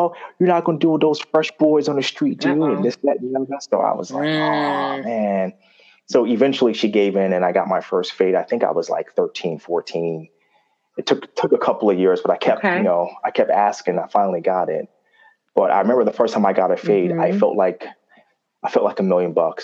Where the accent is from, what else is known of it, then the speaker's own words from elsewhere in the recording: New York City, New York, United States; I grew up in Jamaica, Queens